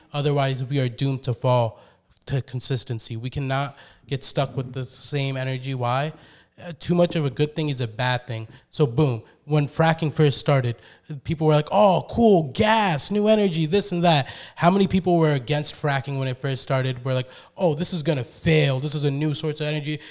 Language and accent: English; United States; I love being an American.